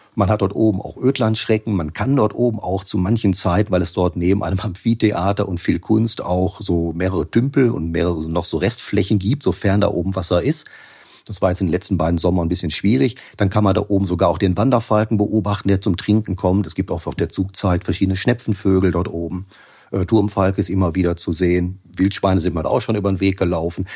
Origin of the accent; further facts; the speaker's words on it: Bottrop, North Rhine-Westphalia, Germany; in meiner Umgebung hier in, in Bottrop um mein, meine Wohngegend herum